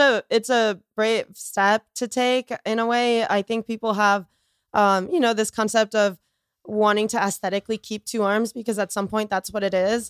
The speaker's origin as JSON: {"language": "English", "town": "Boca Raton", "region": "Florida", "country": "United States", "tie": "born or raised there", "said": "I grew up in Florida"}